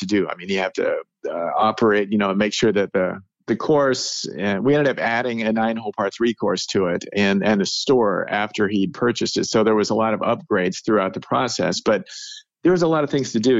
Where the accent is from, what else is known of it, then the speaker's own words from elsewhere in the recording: Salem, United States; I grew up in Salem